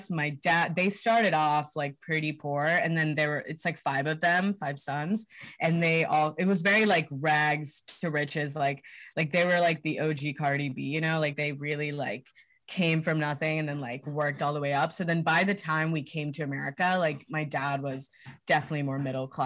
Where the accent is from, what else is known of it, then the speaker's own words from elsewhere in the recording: Hyderabad, Telangana, India; now in United States; Yeah, uh, we're all from Hyderabad uh, in India. It's in Telangana, uh, South India.